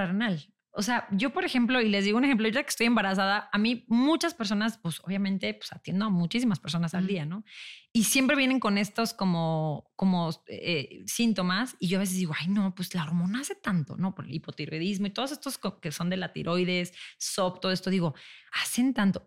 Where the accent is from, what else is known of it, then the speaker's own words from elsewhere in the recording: León, Guanajuato, Mexico; moved away as an adult; yo soy de León, me regresé a León con mi papá